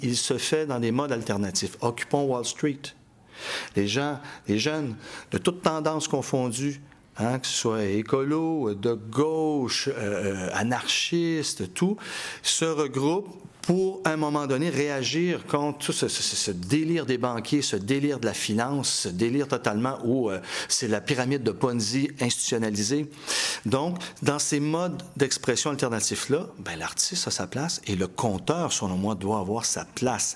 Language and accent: French; Montreal, Quebec, Canada; also born or lived in Paris / Strasbourg; Je suis un Montréalais de souche, il n'y en a pas tant que ça en passant. Je suis né à Montréal, je vais mourir à Montréal, on m'a déporté en banlieue